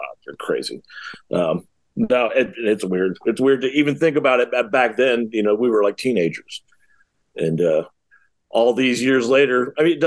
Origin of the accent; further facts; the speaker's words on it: West Palm Beach, Florida, United States; also born or lived in Ohio; I moved to West Palm Beach in 75, I think, a little kid, and spent 30 some odd years in Florida from there.